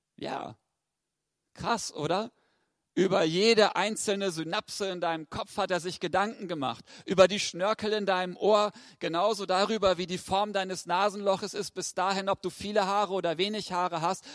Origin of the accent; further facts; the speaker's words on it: Lower Saxony, Germany; Ich komme aus Wena.